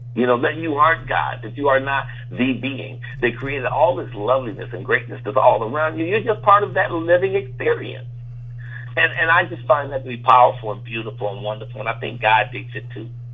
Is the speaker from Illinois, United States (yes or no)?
yes; Chicago, Illinois, United States; my hometown of Chicago.